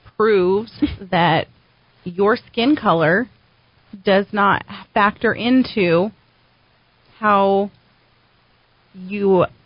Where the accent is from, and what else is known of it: Albuquerque, New Mexico, United States; born or raised there